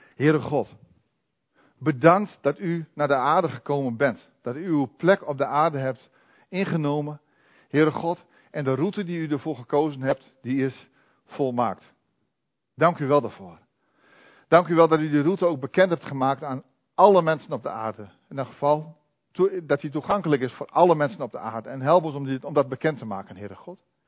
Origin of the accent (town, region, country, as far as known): Netherlands